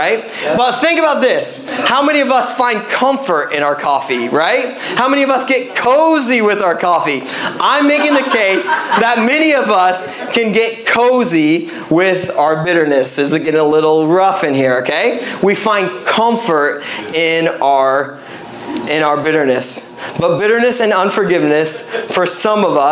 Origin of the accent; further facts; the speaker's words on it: Midwest, United States; now in Pacific Northwest, United States; I'm a Midwesterner